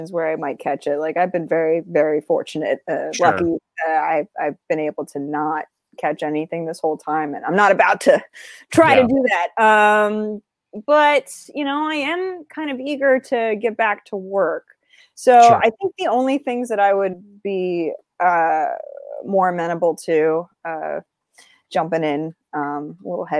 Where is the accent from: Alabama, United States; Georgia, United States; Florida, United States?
Florida, United States; moved away; also born or lived in New York; I grew up in Florida and also in New York.